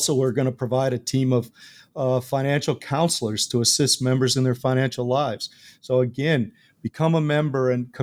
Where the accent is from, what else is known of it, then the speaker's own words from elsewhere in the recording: Buffalo, New York, United States; having been born and raised near Buffalo, New York, you're born with Buffalo Bills blood.